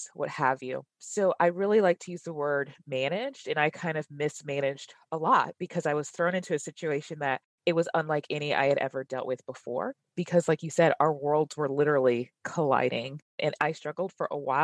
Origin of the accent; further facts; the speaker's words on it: Dallas, Texas, United States; I'm originally from Dallas and I live here today with my husband, Mike